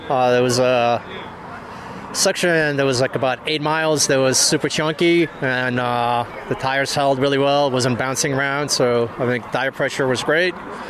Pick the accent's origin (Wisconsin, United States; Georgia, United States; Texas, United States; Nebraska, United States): Nebraska, United States; Omaha; Omaha, Nebraska.